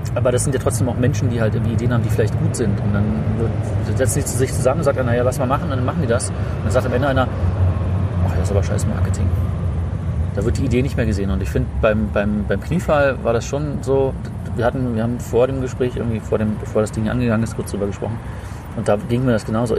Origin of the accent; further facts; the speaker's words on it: East Germany, Germany; Mich hatte das als, als Ostkind